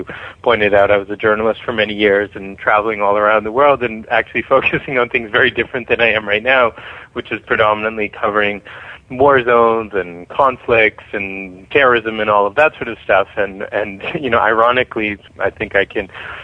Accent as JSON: {"language": "English", "town": "Boston", "region": "Massachusetts", "country": "United States", "tie": "born or raised there", "also_born_or_lived": "New York", "moved": "as an adult", "lives_now": "Los Angeles, United States", "said": "I grew up in Boston, so while I haven't lived there since I left for college"}